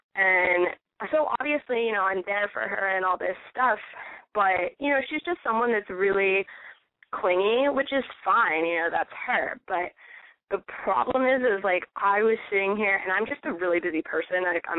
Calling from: California, United States; No, I'm an hour south of San Francisco.

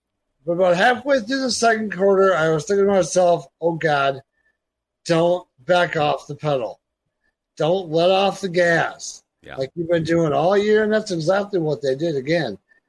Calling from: Watertown, South Dakota, United States; I'm in Watertown, South Dakota.

